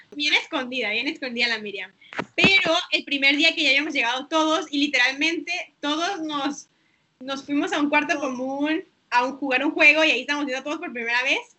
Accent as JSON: {"language": "Spanish", "country": "Mexico", "tie": "born or raised there", "also_born_or_lived": "Tijuana / Singapore", "said": "nací en México también"}